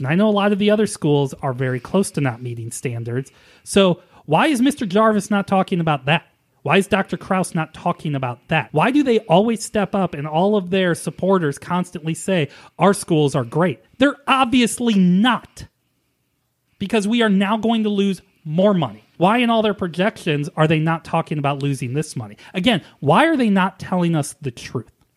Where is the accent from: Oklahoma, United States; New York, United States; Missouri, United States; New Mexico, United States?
Missouri, United States; St. Louis; moved away; I am from Saint Louis and a former Cardinals fan